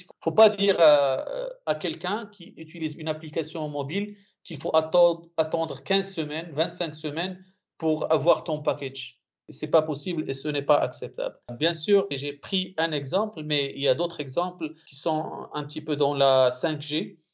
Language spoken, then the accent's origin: French; Morocco; now in Saudi Arabia; en tant que Marocain